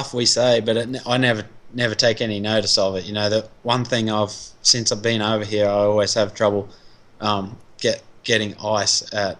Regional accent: Australia; now in United States; And I'm Aussie

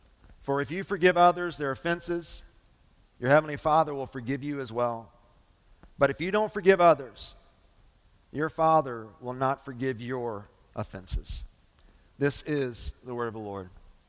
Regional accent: Lebanon Junction, Kentucky, United States; So my middle school years, I grew up in Lebanon Junction, kind of landed there after I was in the fifth grade. We moved around a lot my early stages of life.

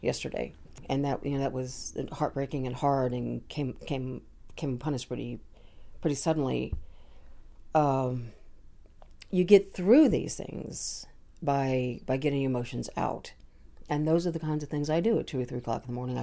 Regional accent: United States; moved away as an adult; also born or lived in London, United Kingdom / New York / Connecticut; now in Los Angeles, United States; I was born in London, raised in New York and Connecticut

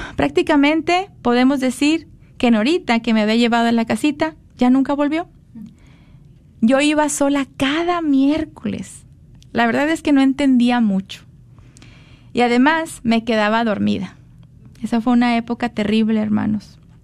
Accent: Monterrey, Nuevo León, Mexico; Yo nací en Monterrey

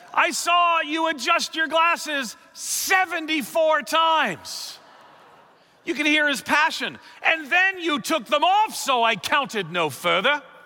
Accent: New York City, New York, United States; moved away as an adult; now in Chicago, United States; I'm from New York City

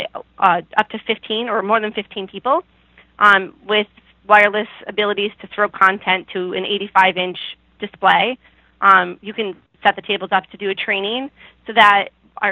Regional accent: Buffalo, New York, United States; when I say I'm from New York, people are like, oh, do you go to the city? No, it's quite far away

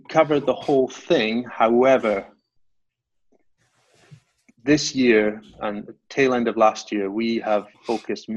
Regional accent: Highlands of Scotland, United Kingdom; moved away as an adult; now in Norfolk, United Kingdom; I grew up in the Highlands of Scotland, about 500 miles away from where I'm based now.

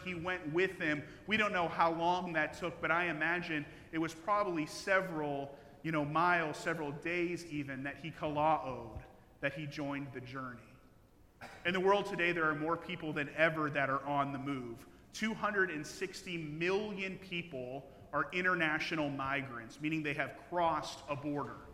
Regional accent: Midwest, United States; now in Logansport, United States; I grew up in the Midwest

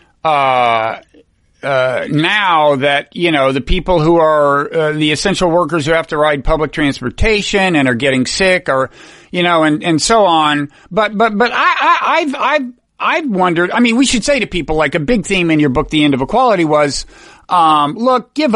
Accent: San Antonio, Texas, United States; moved away; from San Antonio, which was the source. I went to high school in San Antonio

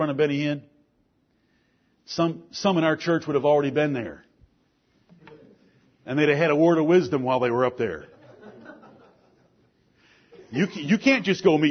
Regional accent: Ann Arbor, Michigan, United States; I'm from the town of the Big House. I'm from Ann Arbor, Michigan

